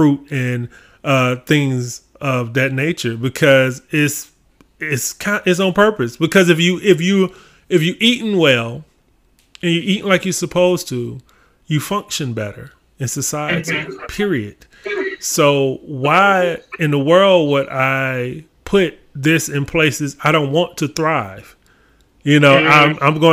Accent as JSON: {"language": "English", "town": "Augusta", "region": "Georgia", "country": "United States", "said": "I'm actually from Augusta, Georgia"}